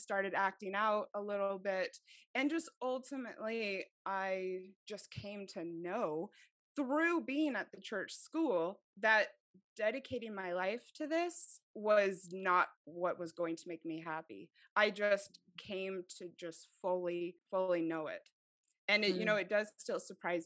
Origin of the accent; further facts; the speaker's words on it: Mesa, Arizona, United States; also born or lived in Idaho; I was raised in Arizona